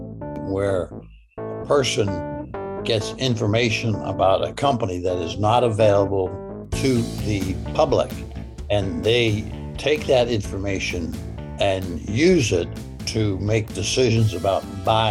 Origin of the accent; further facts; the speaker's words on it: Pittsburgh, Pennsylvania, United States; I'm from Pittsburgh